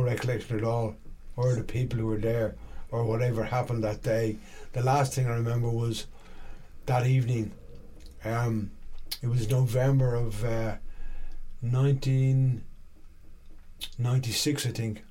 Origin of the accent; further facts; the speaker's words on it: Dublin, Leinster, Ireland; also born or lived in London; I was born in London actually to two Irish immigrants, but okay. they moved back to Ireland, and uh, I ended up living in Dublin